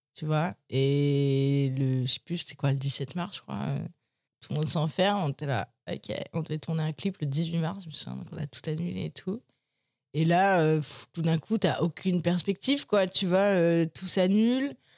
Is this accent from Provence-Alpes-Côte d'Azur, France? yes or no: no; Paris, Île-de-France, France; je suis né à Paris j'ai grandi à Paris